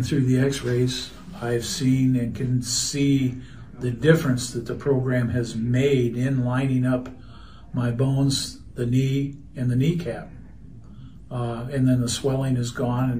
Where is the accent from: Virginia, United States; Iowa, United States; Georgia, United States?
Iowa, United States; Marion; I'm from Marion, Iowa.